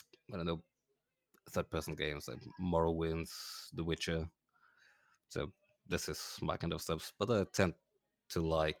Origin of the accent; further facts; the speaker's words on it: Germany; I am an electrical engineer from Germany.